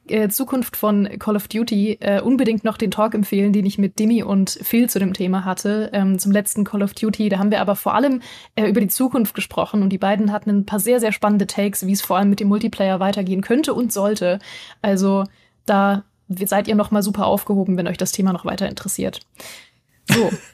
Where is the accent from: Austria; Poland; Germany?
Germany; Berlin; now in Munich, Germany; Berlin und oder München, ne, meine Heimat und meine Wahlheimat